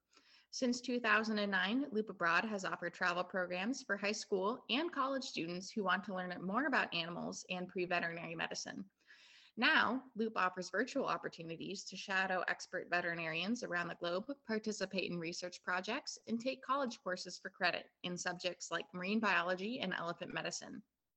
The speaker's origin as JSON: {"language": "English", "town": "Chicago", "region": "Illinois", "country": "United States", "moved": "as an adult", "lives_now": "Scotland", "said": "I'm your Chicagoan host"}